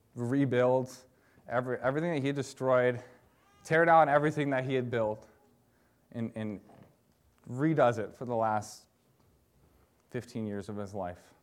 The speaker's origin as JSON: {"language": "English", "region": "Michigan", "country": "United States", "moved": "as an adult", "lives_now": "Wisconsin, United States", "said": "I am from Michigan, and I grew up being a Detroit Pistons fan"}